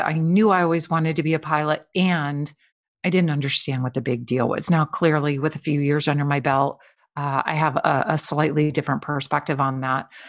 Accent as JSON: {"language": "English", "region": "Midwest", "country": "United States", "tie": "born or raised there", "said": "I grew up in the Midwest"}